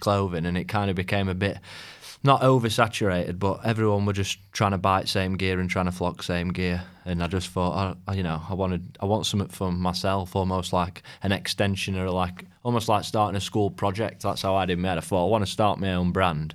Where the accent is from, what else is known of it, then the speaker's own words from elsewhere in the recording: Rotherham, Yorkshire and the Humber, United Kingdom; also born or lived in Sheffield; I was born in Rotherham